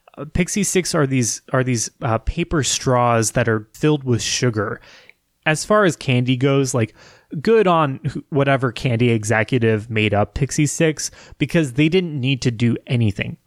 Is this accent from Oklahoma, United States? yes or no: no; Wichita, Kansas, United States; growing up in Wichita as a kid